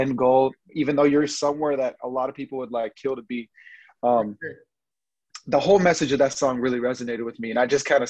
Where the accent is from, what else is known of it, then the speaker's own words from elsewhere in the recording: Fresno, California, United States; I'm from Fresno, California